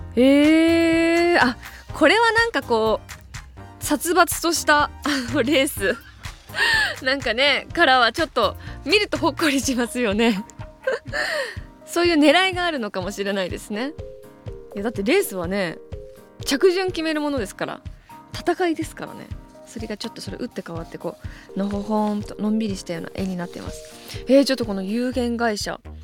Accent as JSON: {"language": "Japanese", "town": "Ebetsu", "region": "Hokkaido", "country": "Japan", "tie": "born or raised there", "moved": "yes", "said": "江別市っていう私の地元なんですけど"}